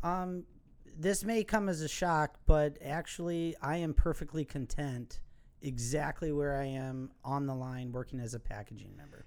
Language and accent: English; Milwaukee, Wisconsin, United States; accent: Wisconsin; I was born and raised in Milwaukee, Wisconsin